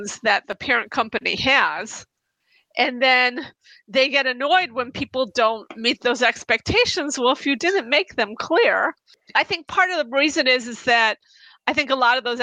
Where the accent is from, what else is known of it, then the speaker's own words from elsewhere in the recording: United States; I'm from the United States.